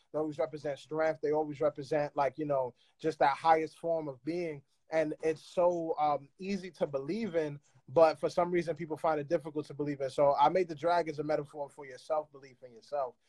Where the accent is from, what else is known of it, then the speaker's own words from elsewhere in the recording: New York, United States; I speak it like I'm from New York and I'm third generation